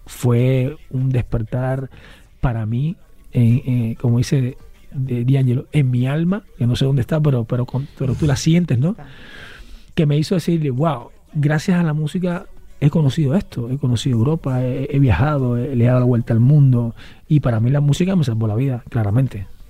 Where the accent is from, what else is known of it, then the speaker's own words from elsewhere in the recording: Cuba; moved away as an adult; now in Spain; yo hice waterpolo desde muy chiquito, llegué al equipo nacional de Cuba